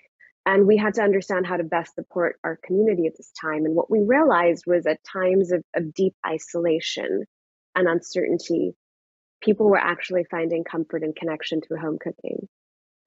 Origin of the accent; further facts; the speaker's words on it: Pakistan; moved away as an adult; now in United States; I grew up in Pakistan. I was there till I was 18. I moved to the US when I was 18